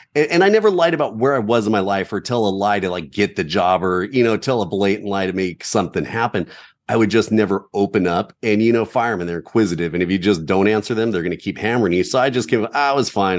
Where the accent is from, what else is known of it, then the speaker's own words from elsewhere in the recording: Southern California, United States; growing up in Southern California